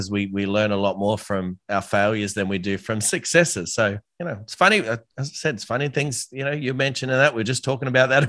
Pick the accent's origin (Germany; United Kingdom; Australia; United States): Australia; I'm an Aussie